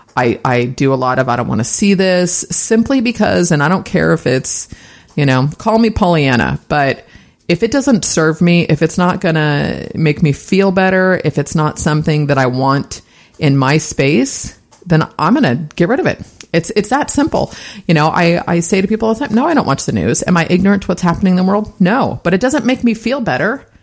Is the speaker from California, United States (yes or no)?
yes; San Francisco, California, United States; born and raised in the Bay Area. I was actually born in San Francisco.